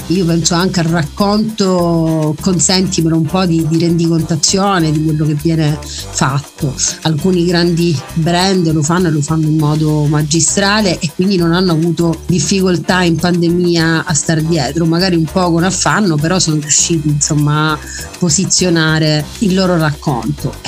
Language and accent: Italian; Messina, Sicily, Italy; sono messinese